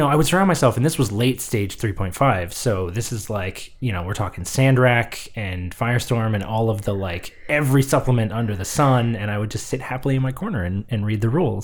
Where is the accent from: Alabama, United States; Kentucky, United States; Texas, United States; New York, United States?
Texas, United States; The Woodlands; born or raised there; moved away